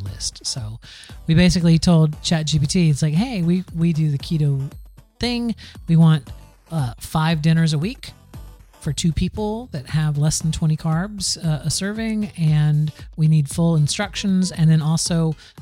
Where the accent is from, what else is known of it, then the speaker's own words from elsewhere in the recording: Plant City, Florida, United States; I am from Plant City, Florida, the strawberry winter strawberry capital of the world